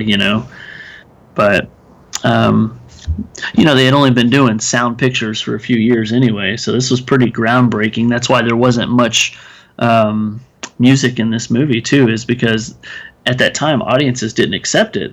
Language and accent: English; Texas, United States; I'm from Texas, so armadillos are a big thing